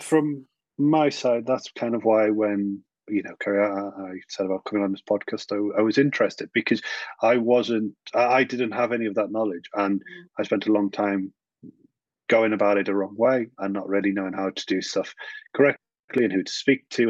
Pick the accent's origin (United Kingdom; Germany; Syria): United Kingdom; the north of England; I was very typically a northern lad